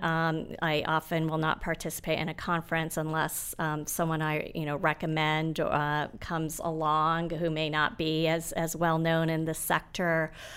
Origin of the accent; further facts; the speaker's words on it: Nairobi, Kenya; now in United States; I was born in Nairobi.